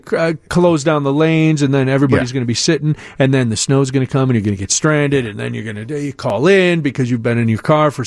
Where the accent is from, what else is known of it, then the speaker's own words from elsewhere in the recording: Midwest, United States; I grew up in the Midwest, too